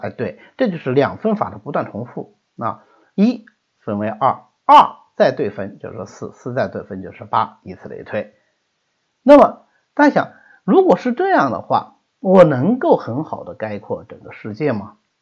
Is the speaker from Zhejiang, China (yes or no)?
yes; Hangzhou, Zhejiang, China; 我们浙江